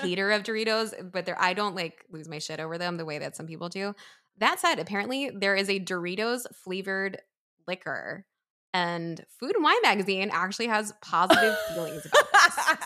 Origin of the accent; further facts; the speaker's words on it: East Coast, United States; also born or lived in New York; now in Pennsylvania, United States; I grew up on the East Coast